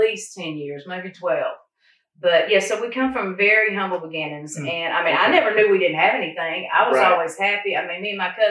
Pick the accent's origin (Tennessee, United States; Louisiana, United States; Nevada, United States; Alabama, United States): Alabama, United States; Phenix City; So I was born in Phoenix City, Alabama.